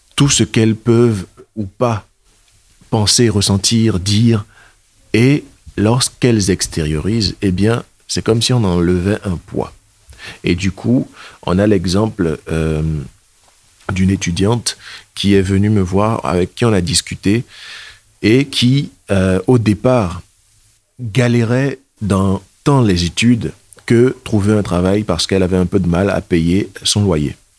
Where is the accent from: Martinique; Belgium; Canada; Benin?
Benin; moved away as an adult; also born or lived in Germany; now in Caen, France; Je suis originaire du Bénin. Je suis bénino-allemand.